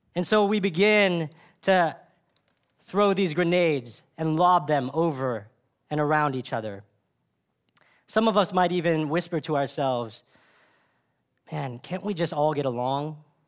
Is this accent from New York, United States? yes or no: no; Dallas, Texas, United States; I grew up in Dallas